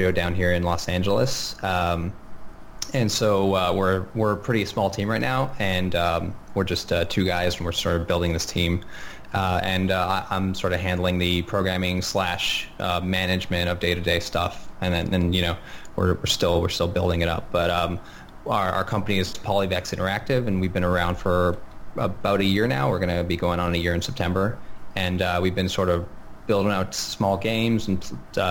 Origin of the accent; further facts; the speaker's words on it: Montreal, Quebec, Canada; moved away; Montreal, actually, my hometown